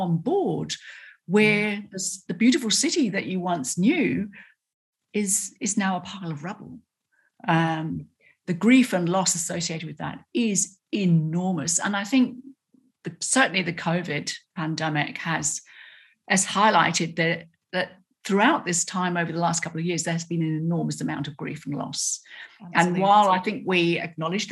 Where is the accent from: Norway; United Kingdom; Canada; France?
United Kingdom; accent: British; moved away as an adult; now in Australia; I've still got a British accent and I can perform the proper accent